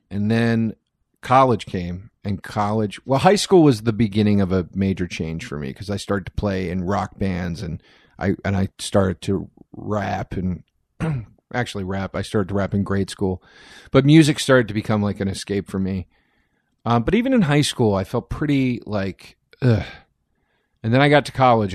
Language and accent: English; Collegeville, Pennsylvania, United States; moved away; a town called Collegeville, Pennsylvania